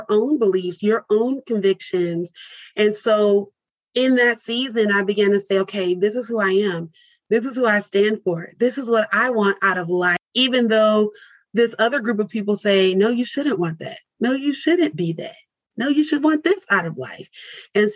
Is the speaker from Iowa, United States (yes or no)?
no; Mesquite, Texas, United States; also born or lived in California / Louisiana; But even to be raised in a suburb of Dallas, I was not engulfed into the Dallas culture